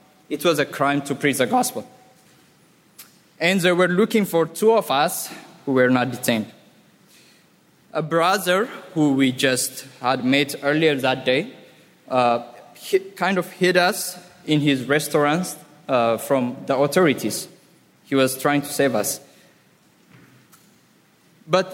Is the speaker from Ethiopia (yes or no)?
yes; Ethiopia; now in Ras Al Khaimah, United Arab Emirates; I'm from Ethiopia